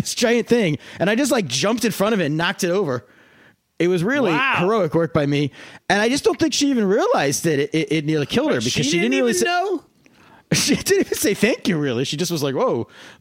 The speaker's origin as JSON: {"language": "English", "region": "Pennsylvania Dutch country", "country": "United States", "tie": "born or raised there", "said": "I grew up in Pennsylvania Dutch country"}